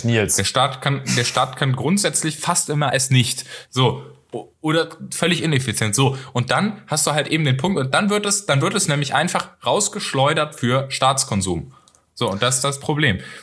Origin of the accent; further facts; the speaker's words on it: North Rhine-Westphalia, Germany; ich komme aus NRW